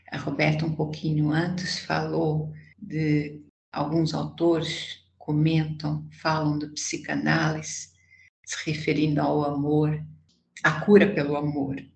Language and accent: Portuguese; Portugal; accent: Portuguese; now in Brazil; é, eu moro no Brasil há 47 anos, mas ainda mantenho esse sotaque.